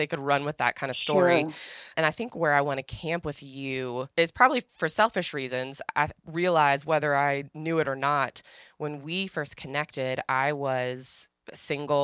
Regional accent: Northern Virginia, United States; I grew up in Northern Virginia

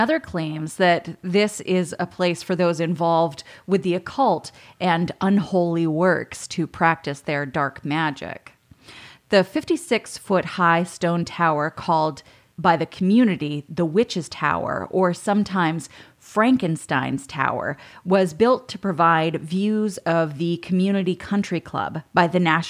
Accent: Bucksport, Maine, United States; my hometown

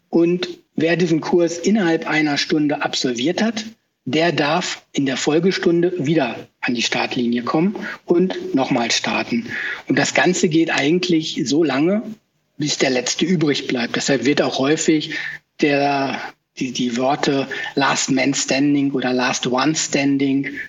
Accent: Brakel, North Rhine-Westphalia, Germany; Ich komme aber aus Westfalen, aus Brakel, ein kleines Örtchen, 30 Kilometer östlich von Paderborn

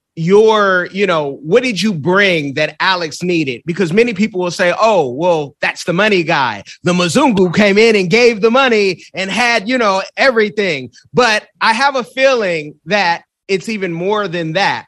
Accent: Bay Area, California, United States; I'm from the Bay Area

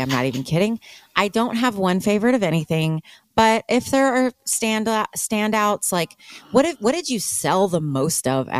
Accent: Austin, Texas, United States; moved away; I'm from Austin from the 80s and 90s and used to go to Sound Exchange.

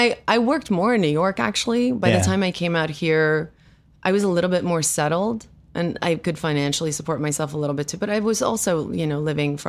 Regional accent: South Africa; first language af; English is a second language; now in United States; Well, I was raised with Afrikaans as my first language.

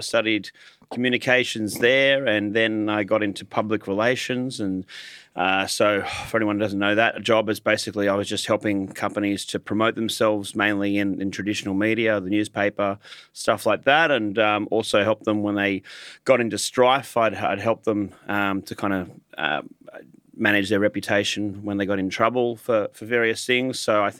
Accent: Hornsby, New South Wales, Australia; I grew up in the North Shore of Sydney in Hornsby up until about the age of 18. I went to a private school in Sydney in Lane Cove

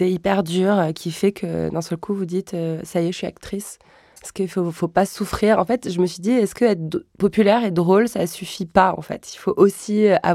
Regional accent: Orléans, Centre-Val de Loire, France; Moi, j'ai grandi à Orléans

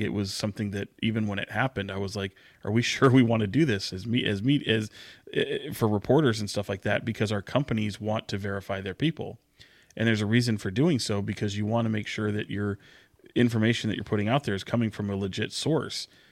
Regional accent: Sacramento, California, United States; I'm born and raised in Sacramento

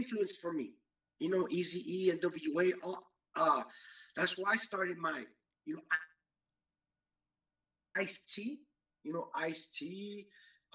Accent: Los Angeles, California, United States; I grew up in East

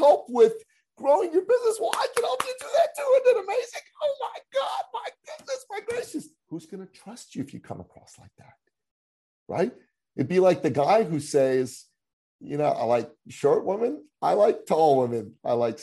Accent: Iran; moved away; I come from the Middle East. I come from Iran. I'm a Christian. I'm an ethnic minority in my country

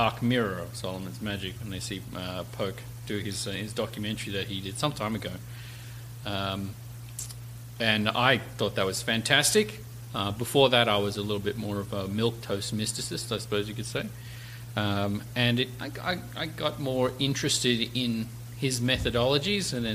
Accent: Australia; now in United States; I was actually born here in the States, but I was raised in Australia, hence the strange and obnoxious accent.

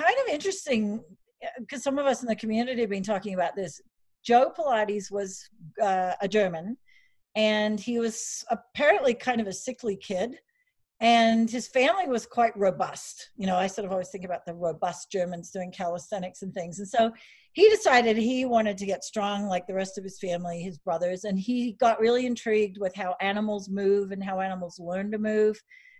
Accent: Australia; accent: Aussie; also born or lived in Steamboat Springs; now in United States; I grew up in Australia. So if I have some, I'm not drunk.

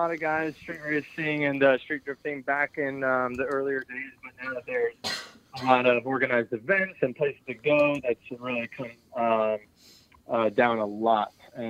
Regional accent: Doylestown, Pennsylvania, United States; I'm from Doylestown, Pennsylvania.

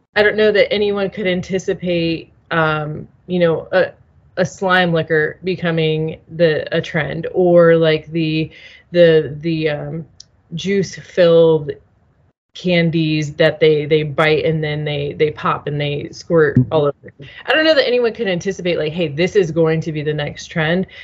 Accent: Nebraska, United States; moved away as an adult; also born or lived in Chicago; I'm originally from Nebraska. I was living in Chicago

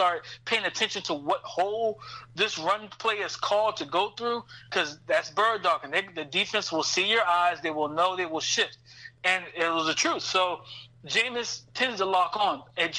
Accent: South Carolina, United States; I'm from the South. I'm from South Carolina.

